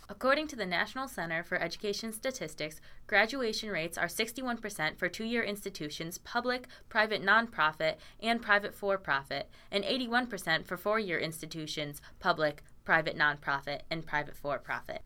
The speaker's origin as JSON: {"language": "English", "region": "Connecticut", "country": "United States", "moved": "as an adult", "lives_now": "Oswego, United States", "said": "I'm from Connecticut"}